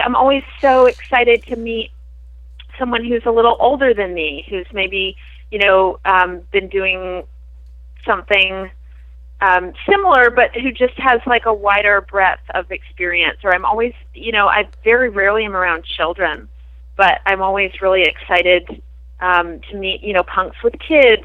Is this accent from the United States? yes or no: no; Prince Edward Island, Canada; I grew up in on Prince Edward Island